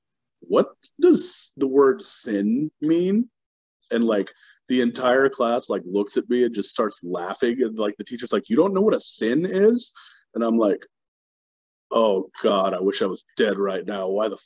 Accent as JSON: {"language": "English", "region": "Texas", "country": "United States", "tie": "born or raised there", "said": "I grew up in Texas, and, like, so let's say, like, my fourth grade year is the first year I was in Texas."}